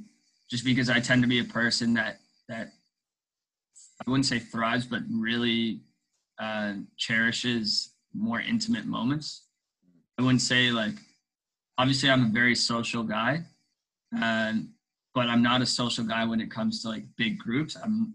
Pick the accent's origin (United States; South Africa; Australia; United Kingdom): South Africa; born there; also born or lived in Mozambique; Yeah, I was born in South Africa, but we lived in Mozambique. My parents lived in Mozambique for over 10 years. But for me, I left Mozambique when I was 4 years old.